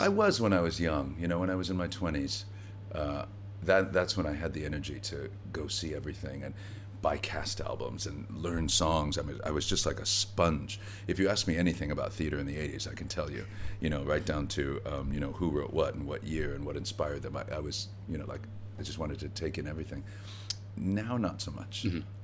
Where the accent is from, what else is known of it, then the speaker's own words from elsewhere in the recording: Gary, Indiana, United States; also born or lived in Merrillville, Indiana; when I was growing up in Gary. It wasn't until I was 14 years old we moved to a new town adjacent to Gary called Merrillville